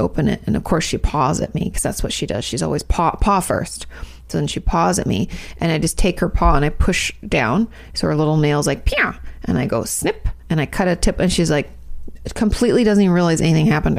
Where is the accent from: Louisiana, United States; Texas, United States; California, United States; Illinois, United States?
California, United States; moved away as an adult; us Californians